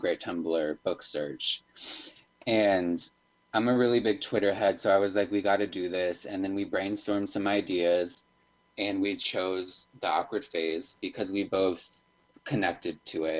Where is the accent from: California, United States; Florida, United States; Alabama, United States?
Florida, United States; now in Chicago, United States; I'm from Florida